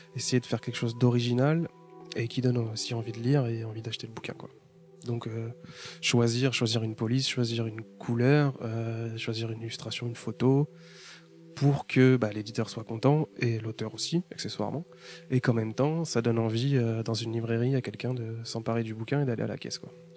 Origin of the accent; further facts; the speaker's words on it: Paris, Île-de-France, France; je viens de Paris